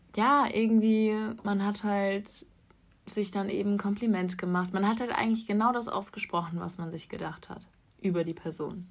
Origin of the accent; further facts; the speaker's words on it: Freiburg, Baden-Württemberg, Germany; moved away; ich komme ursprünglich aus Freiburg